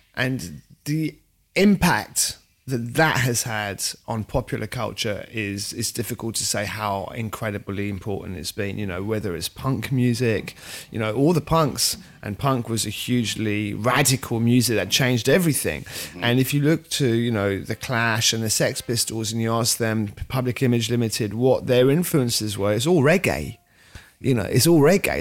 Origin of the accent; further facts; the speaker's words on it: London, United Kingdom; also born or lived in France / Switzerland; i'm french actually half french half swiss lived in london from very young age I mean, I wouldn't consider myself English, French, or Swiss. I'd consider myself a Londoner.